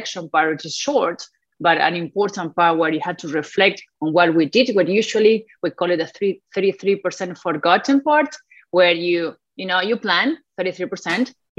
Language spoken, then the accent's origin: English; Argentina; first language Spanish; English is a second language; moved away as an adult; also born or lived in Alabama, United States; now in United States; I come from Argentina, where soccer is like a religion